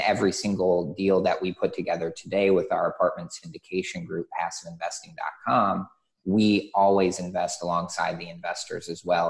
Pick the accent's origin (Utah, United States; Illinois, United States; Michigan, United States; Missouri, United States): Michigan, United States; I grew up in Michigan on a lake